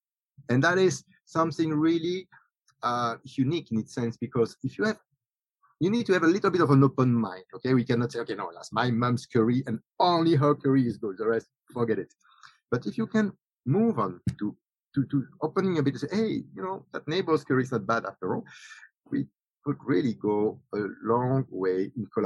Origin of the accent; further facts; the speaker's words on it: Belgium; now in Singapore; I'm from Belgium.